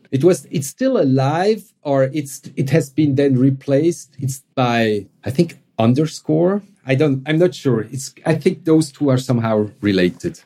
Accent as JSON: {"language": "English", "country": "Switzerland", "accent": "Swiss", "second_language": "English", "said": "my Swiss accent"}